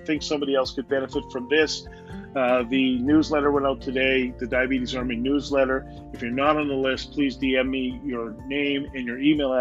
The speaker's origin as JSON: {"language": "English", "country": "Canada", "said": "I'm from Canada"}